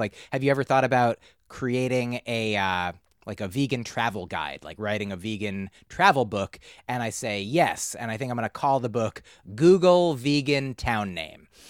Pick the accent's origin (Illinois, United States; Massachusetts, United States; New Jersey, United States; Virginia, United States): New Jersey, United States; also born or lived in Boston; I grew up in New Jersey